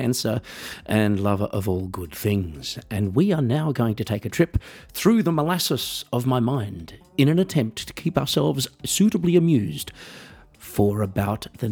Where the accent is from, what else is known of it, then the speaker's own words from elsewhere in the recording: Australia; accent: Australian; now in Germany; I live in Germany, folks, even though I'm Australian, as you might be able to tell from the accent